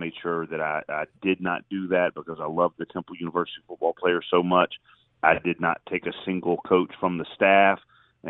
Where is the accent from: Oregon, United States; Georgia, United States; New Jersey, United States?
Georgia, United States; Atlanta; moved away as an adult; also born or lived in Philadelphia; It's home. I'm from Atlanta. I grew up, 10 minutes from Georgia Tech's campus